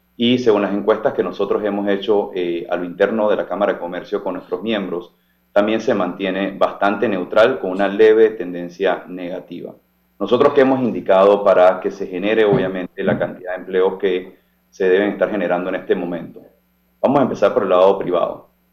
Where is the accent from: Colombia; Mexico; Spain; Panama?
Panama; nosotros como panameños